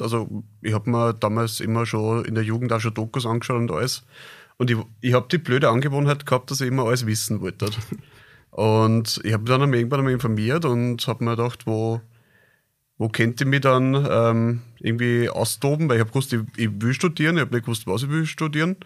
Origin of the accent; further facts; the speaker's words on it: Krems, Lower Austria, Austria; also born or lived in Linz; ich bin gebürtiger Kremser, also Niederösterreicher